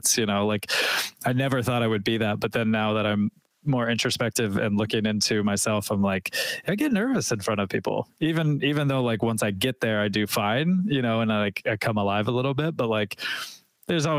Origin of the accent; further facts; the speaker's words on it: Nashville, Tennessee, United States; I'm from Nashville